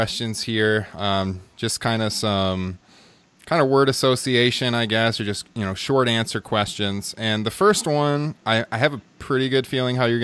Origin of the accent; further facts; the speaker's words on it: Iowa, United States; an Iowa guy here from my home state